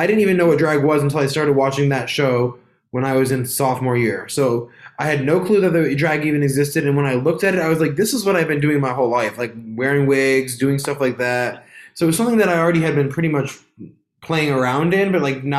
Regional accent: Albany, New York, United States; I'm from Albany, New York, born and raised.

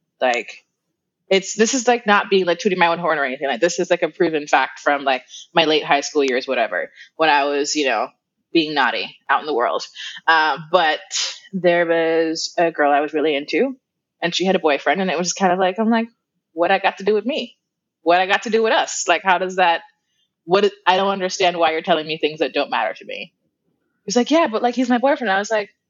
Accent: Kingston, Jamaica; moved away as an adult; now in Florida, United States; I am originally from Kingston, Jamaica. That's where I was born and raised. Moved to the U.S. about 10 years ago, and I live in Florida

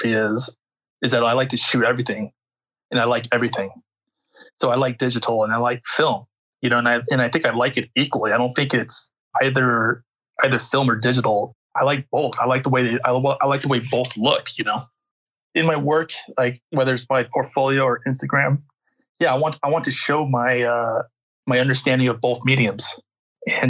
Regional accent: United States; I'm not like really your typical American either, you know. You know, I'm Korean American

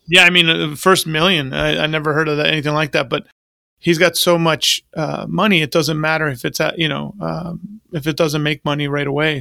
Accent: New York, United States; now in Florida, United States; I grew up in New York

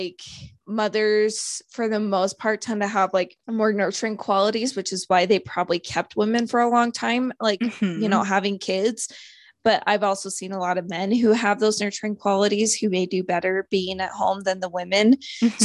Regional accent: Idaho, United States; I am from Idaho.

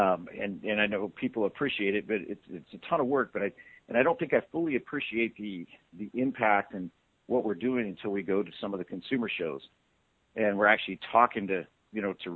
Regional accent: Douglas, Arizona, United States; I grew up in Douglas, Arizona

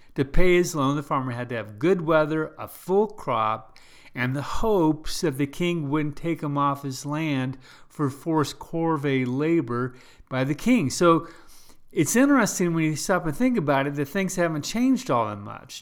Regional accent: United States; I'm first a Christian, then I'm American.

